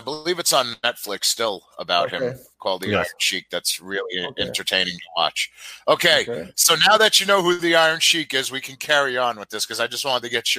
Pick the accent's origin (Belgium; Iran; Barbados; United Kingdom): Iran; I'm Muslim, old country. I'm from Persia.